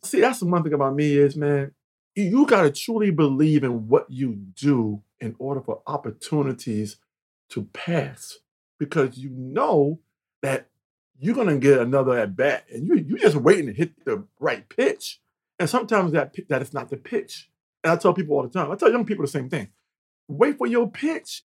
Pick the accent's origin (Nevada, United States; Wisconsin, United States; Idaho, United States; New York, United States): New York, United States; Mount Vernon; also born or lived in North Carolina; I'm from North Carolina. But I was five years old to New York, the projects in Mount Vernon